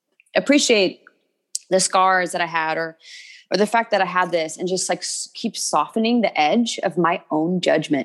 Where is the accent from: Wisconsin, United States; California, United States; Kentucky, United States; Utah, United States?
Kentucky, United States; I'm from Kentucky.